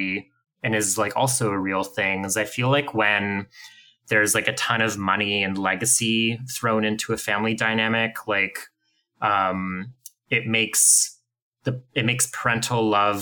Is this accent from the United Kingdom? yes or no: no; Ottawa, Ontario, Canada; I grew up in Ottawa and went to the downtown high school